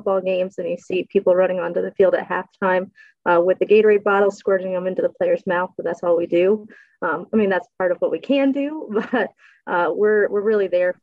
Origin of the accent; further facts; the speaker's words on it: Wyalusing, Pennsylvania, United States; moved away; also born or lived in Harrisburg, Pennsylvania; I am originally from Wyalusing, Pennsylvania.